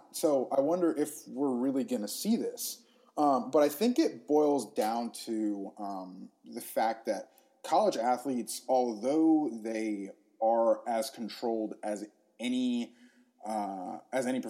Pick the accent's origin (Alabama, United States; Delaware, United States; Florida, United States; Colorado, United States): Florida, United States; Gainesville; I'm also from Gainesville, Florida. So I grew up going to Florida games